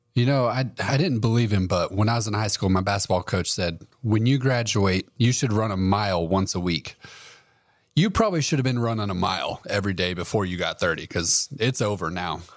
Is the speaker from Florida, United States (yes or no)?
no; Wyoming, United States; growing up in Wyoming